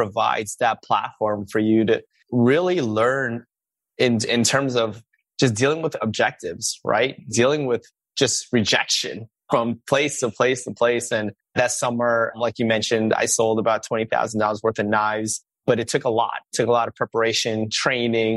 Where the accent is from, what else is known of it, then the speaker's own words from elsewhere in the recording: New York City, New York, United States; also born or lived in Suffern, New York / Manhattan, New York; we moved when I was one to Queens